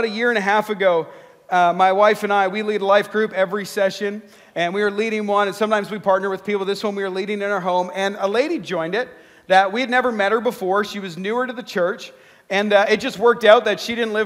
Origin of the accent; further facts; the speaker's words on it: Canada; I'm Canadian